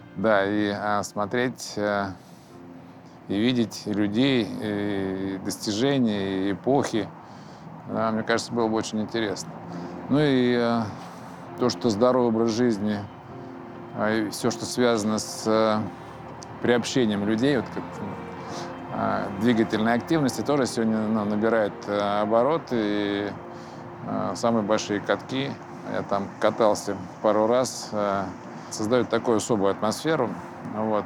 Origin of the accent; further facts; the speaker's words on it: Moscow, Russia; Я родился в Москве, во-первых, да, и э, рос в Бескудниково